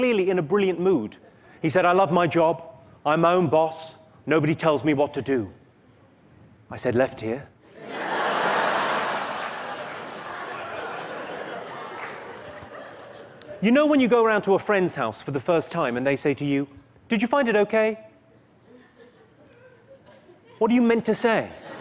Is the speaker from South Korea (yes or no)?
no; United Kingdom; I'm from Great Britain